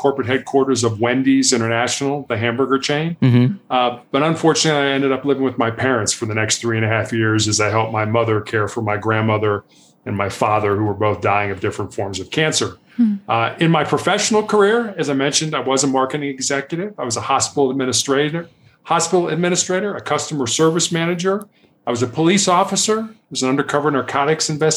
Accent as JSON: {"language": "English", "town": "Chicago", "region": "Illinois", "country": "United States", "tie": "born or raised there", "also_born_or_lived": "South Carolina", "said": "I was born and raised in Chicago"}